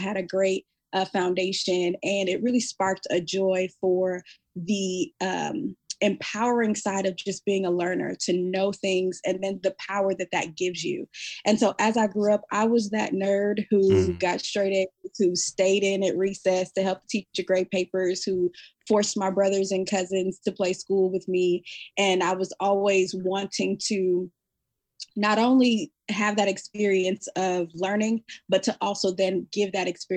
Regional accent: Omaha, Nebraska, United States; moved away as an adult; now in Fort Worth, United States; I am from Omaha, Nebraska, and I now am living in Fort Worth, Texas.

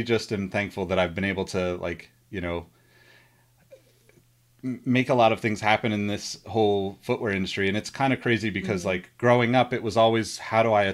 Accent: Sacramento, California, United States; because I'm from Sacramento originally

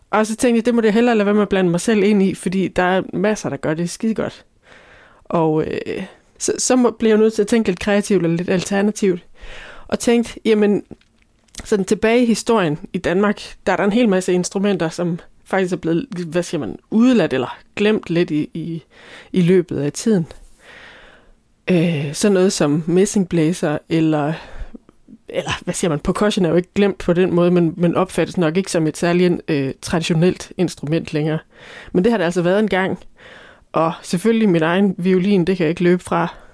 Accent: Scotland, United Kingdom; now in Ribe, Denmark; og jeg er fra Skotland og Ribe.

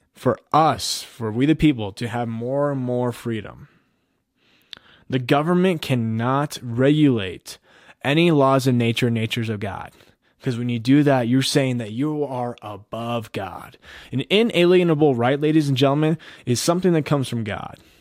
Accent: United States

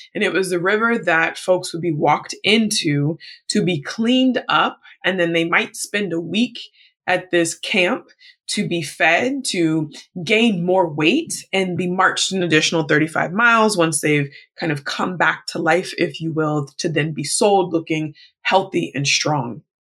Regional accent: United States; my status as an American, even though being Black American

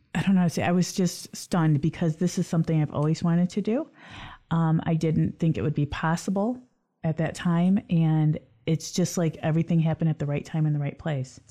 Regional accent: Lansing, Michigan, United States; Lansing's my hometown

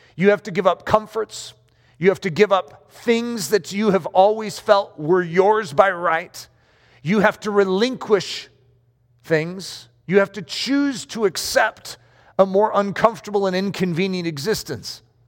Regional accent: United States; I'm an American

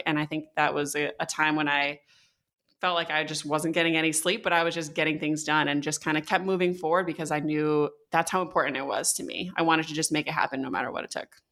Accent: Connecticut, United States; I grew up in Connecticut

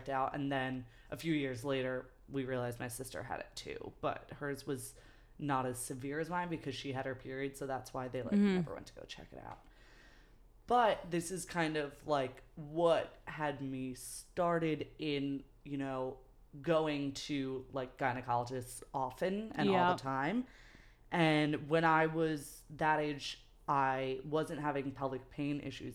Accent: New York City, New York, United States; also born or lived in Manhattan / Brooklyn; born and raised in New York

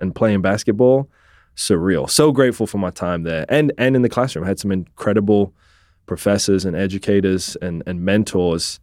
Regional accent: England, United Kingdom; moved away as an adult; also born or lived in Scotland; now in Tulsa, United States; I was born in Scotland, raised in England.

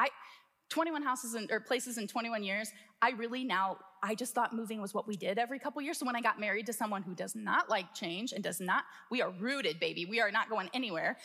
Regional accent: Midwest, United States; we would consider ourselves Midwesterners, right? We're from the Midwest.

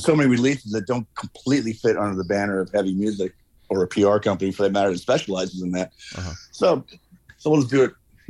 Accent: Des Moines, Iowa, United States; now in New York, United States; I grew up the road from you. I grew up in Des Moines, up I-35.

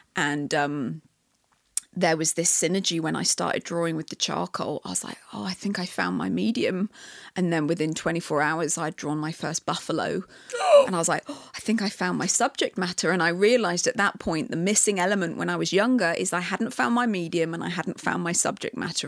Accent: England, United Kingdom; moved away as an adult; now in Canada; I love aspects of being British that I love

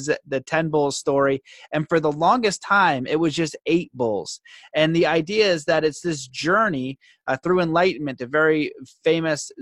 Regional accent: Canada; being Canadian, growing up in the hometown that I grew up

